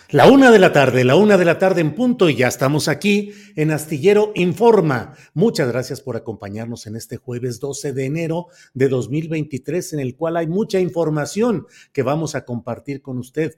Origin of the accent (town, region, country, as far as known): Mexico